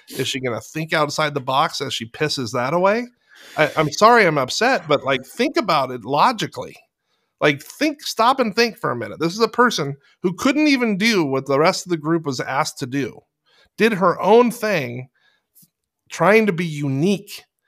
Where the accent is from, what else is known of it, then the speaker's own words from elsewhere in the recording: Fallbrook, California, United States; I'm from Fallbrook.